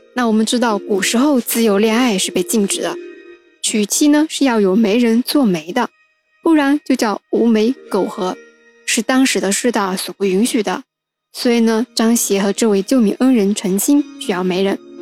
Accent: Wenzhou, Zhejiang, China; 作为土生土长的温州人

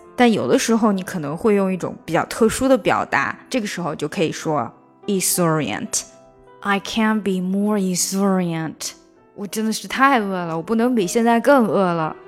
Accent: China; 我们中国人

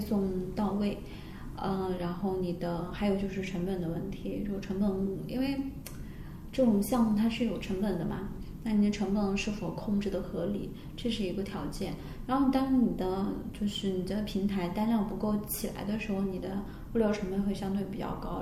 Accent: southern China, China; 我们都是南方人

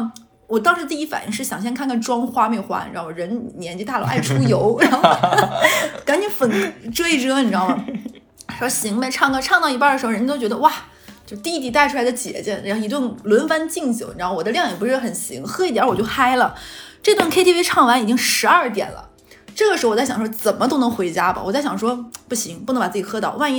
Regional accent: Xinjiang, China; 巧了，我们新疆人也爱吃烧烤。

